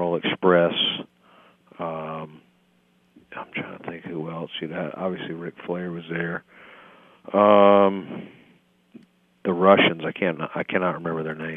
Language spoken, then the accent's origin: English; North Carolina, United States; I'm from North Carolina